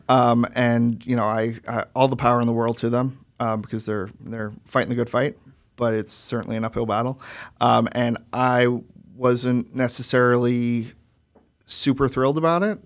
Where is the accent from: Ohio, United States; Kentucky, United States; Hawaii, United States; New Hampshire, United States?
New Hampshire, United States; Manchester; moved away as an adult; also born or lived in Boston / San Jose, California / Florida / Connecticut; I, I, you know, grew up in New Hampshire